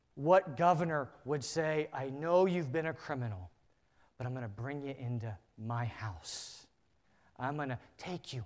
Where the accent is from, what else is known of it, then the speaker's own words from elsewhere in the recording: United States; As an American culture